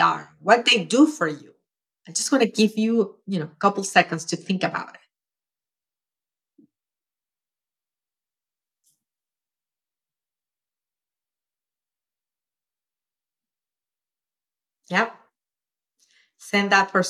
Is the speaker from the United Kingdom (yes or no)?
no; Venezuela; moved away as an adult; now in United States; I grew up in Venezuela, as you know, and when I was 11, my mom and I were evicted, and I grew up in a shack